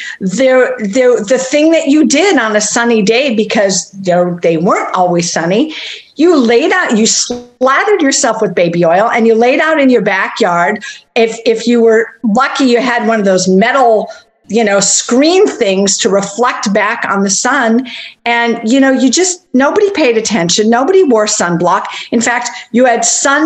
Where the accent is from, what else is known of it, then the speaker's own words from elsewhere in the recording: St. Paul, Minnesota, United States; I grew up in St. Paul, Minnesota